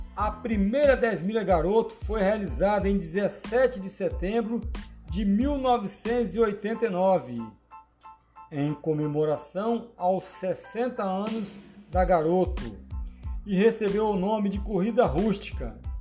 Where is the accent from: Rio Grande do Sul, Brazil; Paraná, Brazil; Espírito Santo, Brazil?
Espírito Santo, Brazil; Vila Velha; sou aqui de Vila Velha, Espírito Santo, Brasil